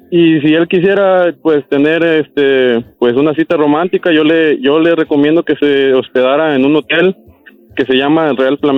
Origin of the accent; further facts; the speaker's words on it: Quintana Roo, Mexico; yo soy del estado de Quintana Roo